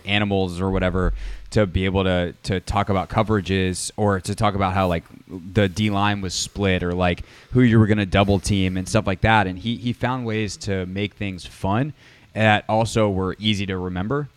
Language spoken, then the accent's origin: English; Greenville, South Carolina, United States; growing up in Greenville, South Carolina